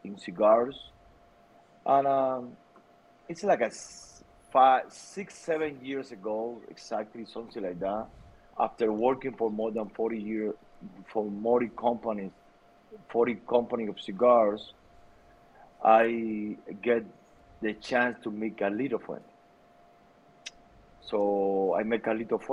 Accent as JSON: {"language": "English", "town": "Santa Clara", "region": "Villa Clara", "country": "Cuba", "tie": "born or raised there", "also_born_or_lived": "Miami", "second_language": "English", "moved": "as an adult", "lives_now": "United States", "said": "I born and raised in Cuba, in the middle of the island. The name of the city is Santa Clara"}